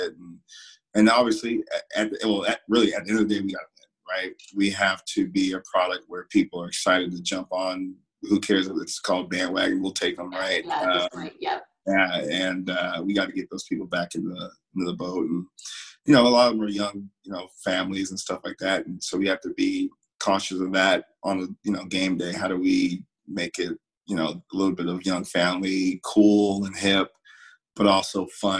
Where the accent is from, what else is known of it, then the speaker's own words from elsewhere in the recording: Florida, United States; moved away as an adult; I'm coming from Florida